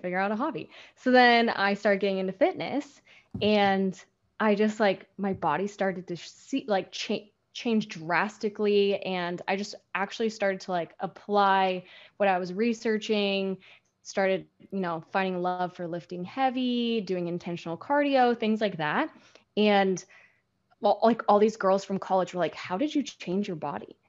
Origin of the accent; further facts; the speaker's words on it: Seattle, Washington, United States; moved away as an adult; now in Huntington Beach, United States; growing up in Seattle, you're still by the Puget Sound